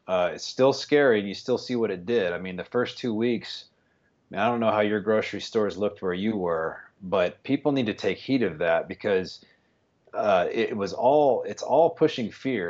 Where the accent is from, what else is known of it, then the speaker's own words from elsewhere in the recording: West Texas, United States; I'm from West Texas, a little town